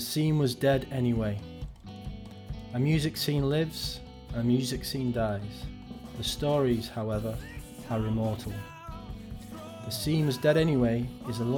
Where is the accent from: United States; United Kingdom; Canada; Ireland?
United Kingdom; Wigan, North West England; a fellow Wiganer